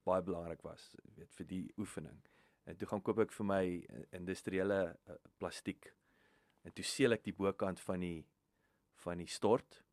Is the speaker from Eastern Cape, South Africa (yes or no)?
no; Riebeeckstad, Free State, South Africa; moved away; ek het in Riebeekstad groot geword, 10 minute van Welkom